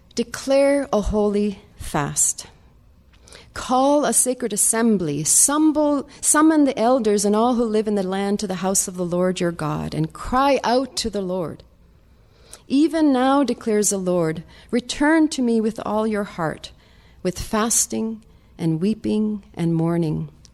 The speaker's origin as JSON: {"language": "English", "country": "Sweden", "moved": "yes", "said": "I'm from Sweden"}